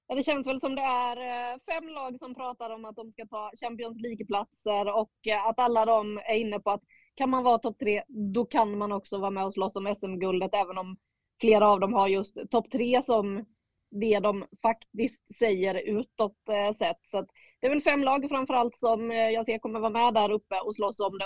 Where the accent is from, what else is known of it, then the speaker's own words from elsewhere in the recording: Småland, Sweden; moved away; Jag är ju från södra Sverige men inte Skåne då va? Nej, Småland.